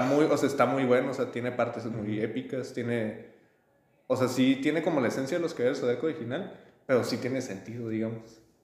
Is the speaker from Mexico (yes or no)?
yes; Mexico; Somos más mitad españoles